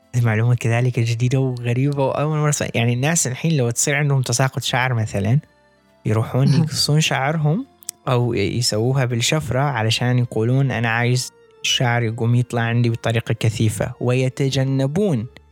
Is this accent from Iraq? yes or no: yes; Iraq; عندنا بالعراق